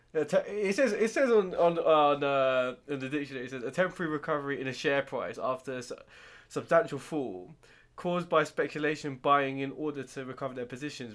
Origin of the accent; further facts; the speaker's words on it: United Kingdom; we're British